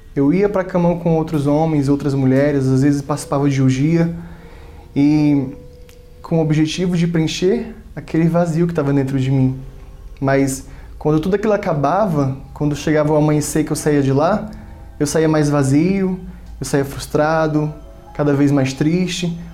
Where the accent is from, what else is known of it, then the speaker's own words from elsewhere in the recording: Fortaleza, Ceará, Brazil; Eu nasci em Fortaleza, sou da terra lá do Ceará